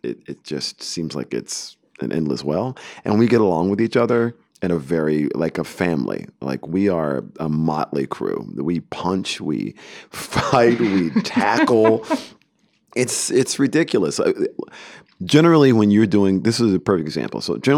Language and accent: English; Deep South, United States; But, you know, I'm a kid from the Deep South.